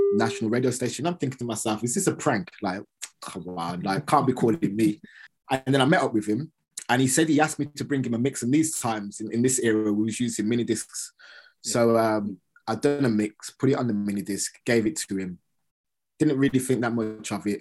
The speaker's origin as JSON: {"language": "English", "town": "Birmingham", "region": "West Midlands", "country": "United Kingdom", "said": "I'm from Birmingham"}